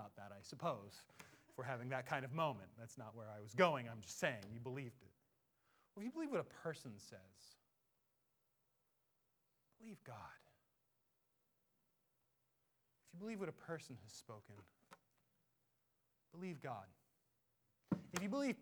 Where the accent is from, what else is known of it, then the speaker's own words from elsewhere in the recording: Seattle, Washington, United States; I'm just from Seattle